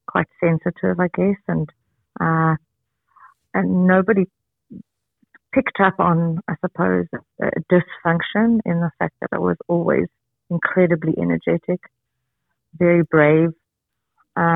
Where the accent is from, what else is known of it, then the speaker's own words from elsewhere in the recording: Johannesburg, Gauteng, South Africa; I'm from Johannesburg, South Africa